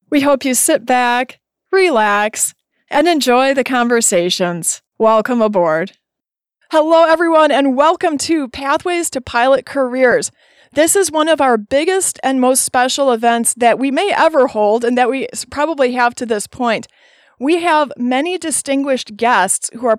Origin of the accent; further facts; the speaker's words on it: United States; I'm from the United States